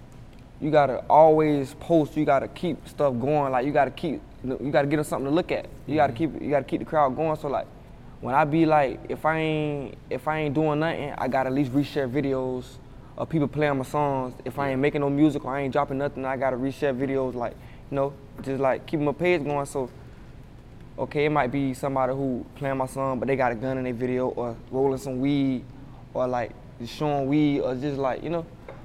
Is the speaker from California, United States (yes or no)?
no; Jacksonville, Florida, United States; I was born in Jacksonville. I stayed with my mom in some apartments before we moved to Hilltop. So, but I was like 8 years old when I moved there, and I stayed there for 10 years.